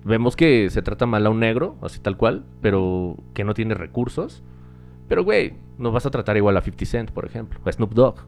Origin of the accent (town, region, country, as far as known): Mexico